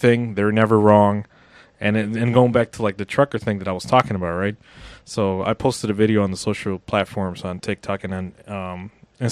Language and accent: English; United States; I'm an American